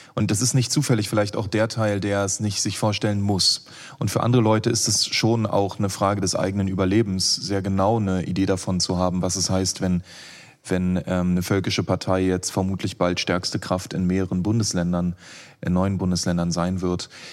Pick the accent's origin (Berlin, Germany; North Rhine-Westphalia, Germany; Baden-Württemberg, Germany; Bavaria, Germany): Berlin, Germany; als Berliner